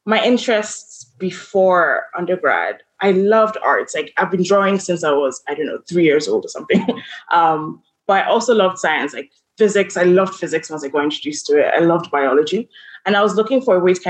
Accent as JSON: {"language": "English", "region": "Lagos", "country": "Nigeria", "also_born_or_lived": "Charlottesville, Virginia / New York", "moved": "as an adult", "said": "I'm from Lagos, Nigeria."}